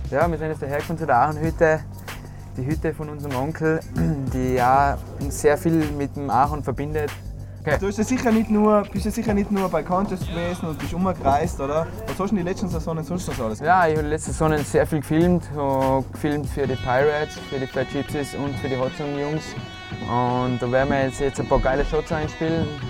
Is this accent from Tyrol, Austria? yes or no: yes; Mayrhofen, Tyrol, Austria; ich bin aus Meierhofen, schön im Zillertal.